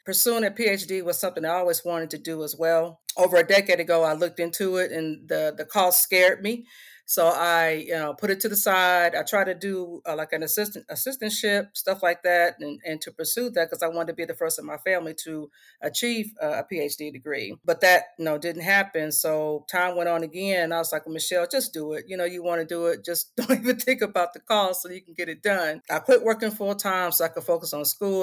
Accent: Indianapolis, Indiana, United States; moved away as an adult; also born or lived in Michigan; Indianapolis, Indiana is my hometown, born and raised.

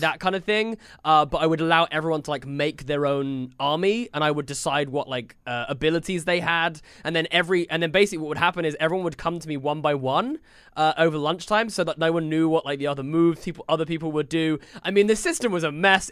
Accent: United Kingdom; I feel like as a British person

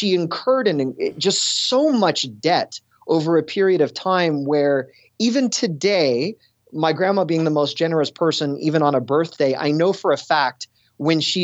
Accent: Toronto, Ontario, Canada; moved away as an adult; also born or lived in Buffalo / Cleveland, Ohio; born and raised in Toronto

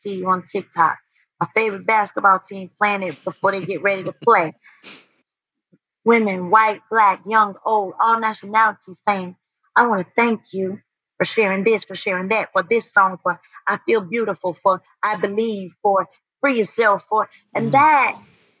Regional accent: High Point, North Carolina, United States; I'm from High Point, North Carolina

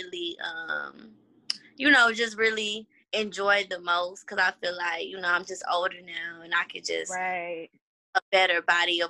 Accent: Houston, Texas, United States; I'm from Houston

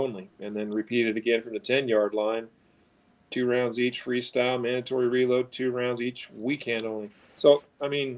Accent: United States; I'm an American

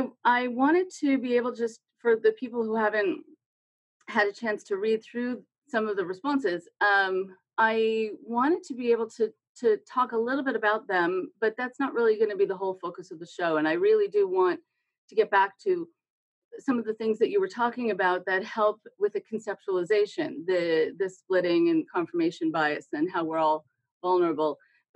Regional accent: California, United States; because I'm a Californian, and California has its own problems.

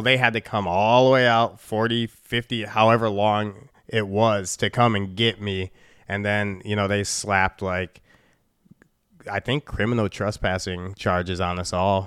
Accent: Chicago, Illinois, United States; moved away as an adult; Chicago, born and raised. I moved out of Chicago when I was twenty-two years old

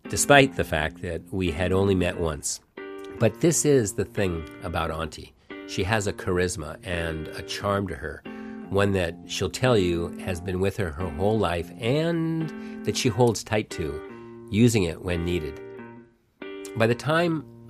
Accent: Seattle, Washington, United States

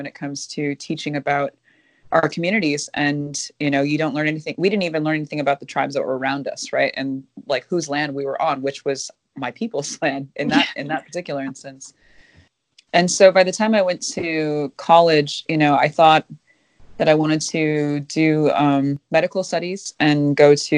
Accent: Minnesota, United States; also born or lived in Kuchiching First Nation, Ontario; I'm Minnesotan

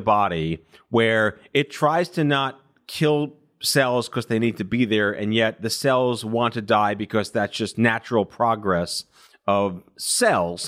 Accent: New York, United States; also born or lived in Binghamton; I'm born and raised in New York

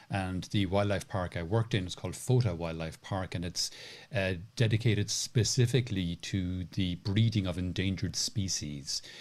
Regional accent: Cork, Munster, Ireland; when I was growing up in Cork in Ireland

